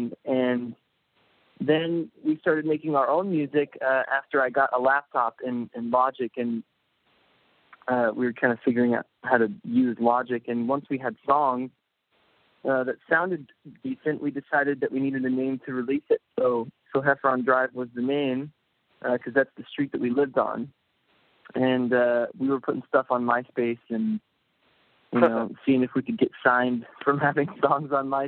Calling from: Los Angeles, California, United States; I'm calling from L.A.

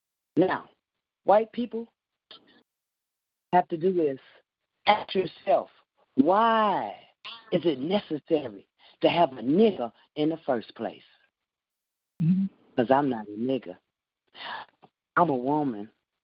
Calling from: Paris, Tennessee, United States; I'm calling from Paris, Tennessee.

